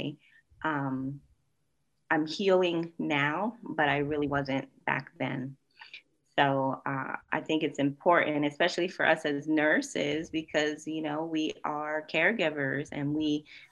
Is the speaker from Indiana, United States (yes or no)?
no; Springfield, Massachusetts, United States; moved away as an adult; also born or lived in North Carolina; I am originally from Western Massachusetts, Springfield, not Boston